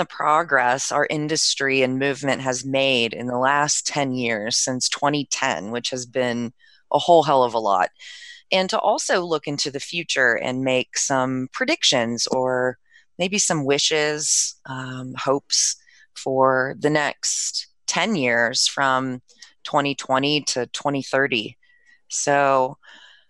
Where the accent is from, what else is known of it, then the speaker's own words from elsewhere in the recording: DC area, Maryland, United States; I'm from Maryland, DC area